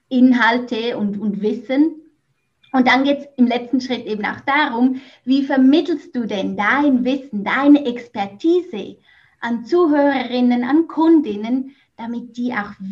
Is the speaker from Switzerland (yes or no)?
yes; Switzerland; moved away as an adult; also born or lived in Mexico; now in Netherlands; Ja, genau … wie ihr wahrscheinlich bereits heraushören konntet, ich komme ursprünglich aus der Schweiz. Ich wohne aber seit knapp drei Jahren im Ausland Zuerst war ich in Mexiko zu Hause und jetzt wohne ich in den Niederlanden.